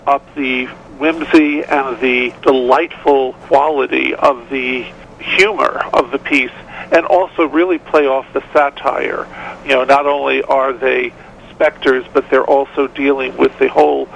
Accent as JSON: {"language": "English", "region": "New York", "country": "United States", "said": "as a New Yorker"}